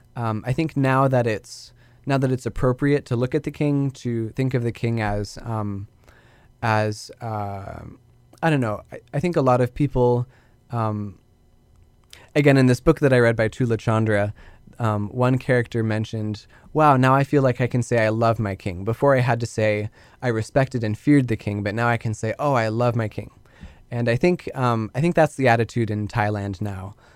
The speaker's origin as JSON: {"language": "English", "town": "Spokane", "region": "Washington", "country": "United States", "tie": "born or raised there", "said": "growing up in Spokane, going here to Whitworth in Spokane"}